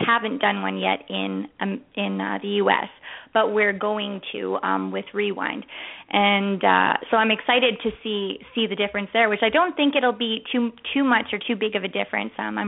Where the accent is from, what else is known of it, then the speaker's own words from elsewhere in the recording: Canada; also born or lived in Las Vegas / Beaumont, Alberta; I grew up in Canada